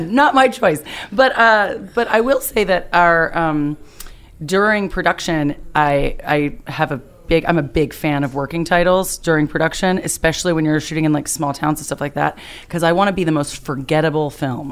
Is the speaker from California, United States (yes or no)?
no; Bat Cave, North Carolina, United States; I'm originally from Bat Cave, North Carolina.